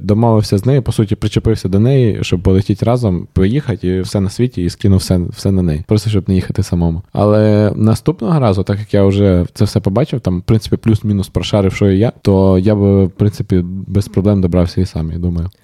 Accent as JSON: {"language": "Ukrainian", "country": "Ukraine", "said": "ми з України"}